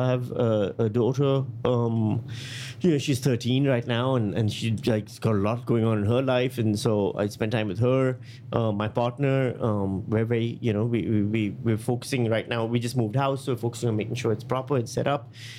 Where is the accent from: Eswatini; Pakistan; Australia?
Pakistan; also born or lived in Thailand; I'm from Pakistan, India. And then I spent a lot of time in Thailand and these places.